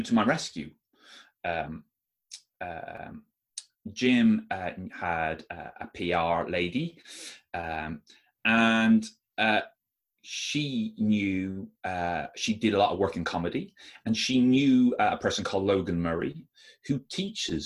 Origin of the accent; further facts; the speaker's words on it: Ireland; I am Irish